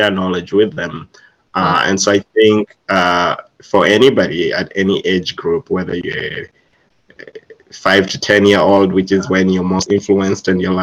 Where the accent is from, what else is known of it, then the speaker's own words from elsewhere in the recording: Uganda; I'm originally from Uganda, East Africa